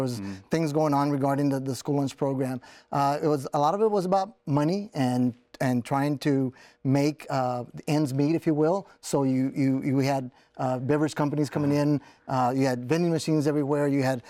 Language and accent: English; South Texas, United States; I grew up in South Texas, and my parents were migrants, so mm-hmm. we migrated up north to work in the fields.